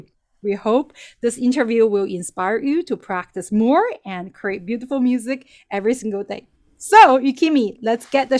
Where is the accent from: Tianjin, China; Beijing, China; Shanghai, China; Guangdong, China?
Tianjin, China; now in New York City, United States; my hometown in Tianjin, China.